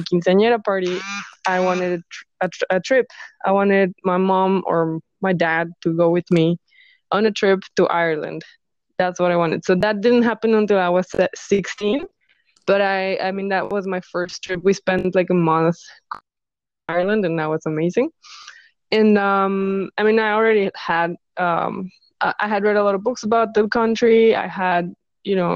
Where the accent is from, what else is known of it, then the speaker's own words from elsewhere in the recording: Mexico; moved away as an adult; also born or lived in Los Angeles, United States; I decided I want to move back to my home country and open my own business. So I came back here, Mexico